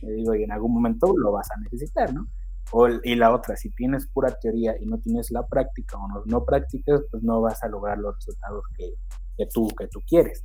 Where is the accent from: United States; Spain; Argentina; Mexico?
Mexico; Xochitepec de Aldama; mi pueblo, que es Xochitepec de Aldama